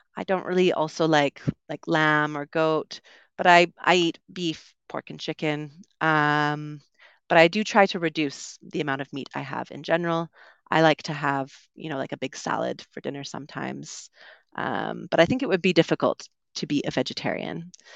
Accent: Vancouver, British Columbia, Canada; moved away; I'm from Vancouver, which is a very English-speaking part of Canada.

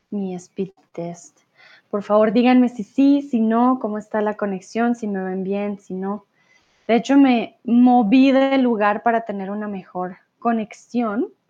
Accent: Bogotá, Colombia; Aquellos que ya me siguen ya por algún tiempo ya saben que yo no soy de Medellín, por eso mi acento es más neutral. Yo soy de Bogotá recuerden

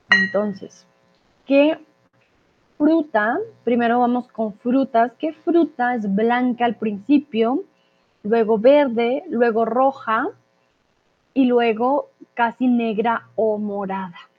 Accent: Colombia

